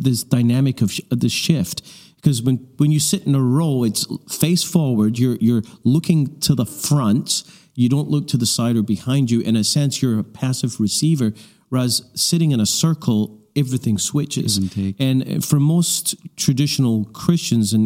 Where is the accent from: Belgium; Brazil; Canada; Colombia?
Canada; we're from Canada